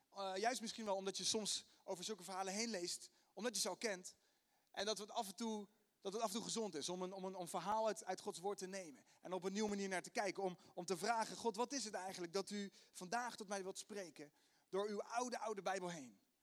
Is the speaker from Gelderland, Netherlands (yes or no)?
no; The Hague, South Holland, Netherlands; accent: Haags; mijn Haagse accent